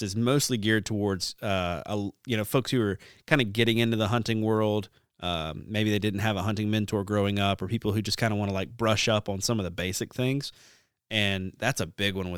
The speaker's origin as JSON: {"language": "English", "region": "the South", "country": "United States", "tie": "born or raised there", "said": "growing up in the South"}